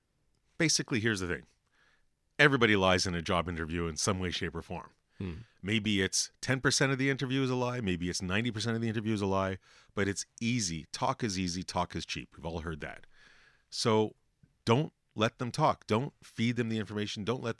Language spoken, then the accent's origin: English; Canada; well, we're Canadian. We always say sorry, right?